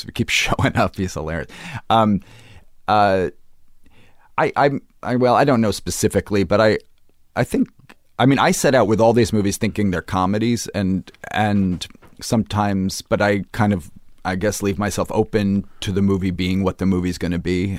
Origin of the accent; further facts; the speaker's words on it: Brooklyn, New York, United States; I grew up in Brooklyn